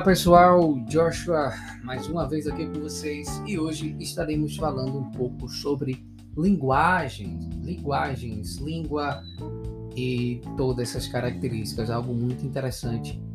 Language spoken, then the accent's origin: Portuguese; Recife, Pernambuco, Brazil; now in Paraíba, Brazil; eu sou natural de Pernambuco, sou pernambucano, nasci lá, lá, lá, lá em Pernambuco, Recife